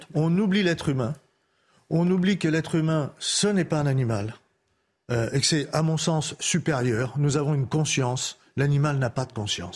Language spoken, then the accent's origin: French; France; je suis quelqu'un de l'Est et du Nord